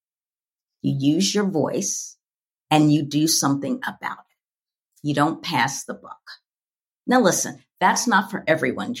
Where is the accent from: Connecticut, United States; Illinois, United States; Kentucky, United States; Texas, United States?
Kentucky, United States; Louisville; a little Black girl growing up in Louisville, Kentucky